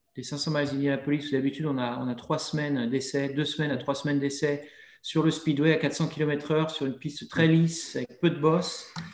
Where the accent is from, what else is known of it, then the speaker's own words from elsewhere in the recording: Montmorillon, Nouvelle-Aquitaine, France; moved away as an adult; now in United States; chez moi, à Montmorillon.